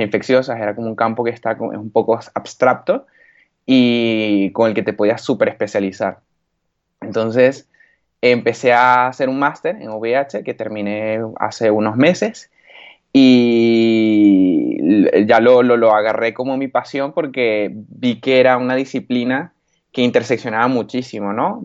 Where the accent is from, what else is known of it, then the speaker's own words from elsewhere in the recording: Valencia, Carabobo, Venezuela; moved away as an adult; now in Spain; yo soy valenciano de nacimiento, pero mi mamá es gocha y mi papá es oriental